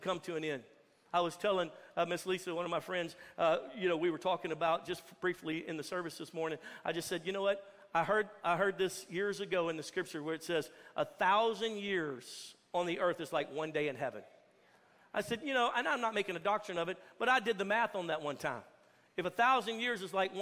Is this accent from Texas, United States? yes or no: yes; Texas, United States; especially as Americans, especially as Texas Americans